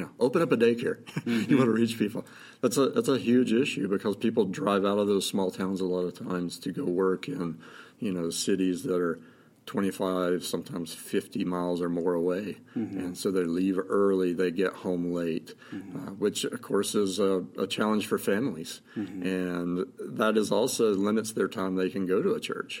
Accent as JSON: {"language": "English", "region": "North Carolina", "country": "United States", "tie": "born or raised there", "moved": "as an adult", "lives_now": "Montana, United States", "said": "I grew up in North Carolina, lived there you know, 30 years"}